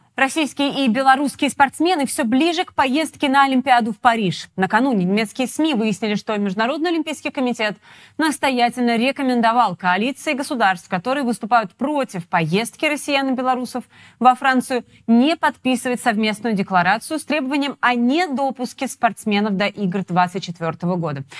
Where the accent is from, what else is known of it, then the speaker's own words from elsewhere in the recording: Georgia; moved away; я грузинка и была в Грузии в 2008 году во время войны.